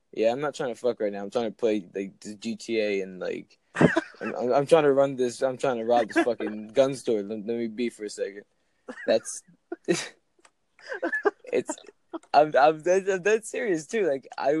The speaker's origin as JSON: {"language": "English", "region": "New Jersey", "country": "United States", "said": "I'm from Jersey."}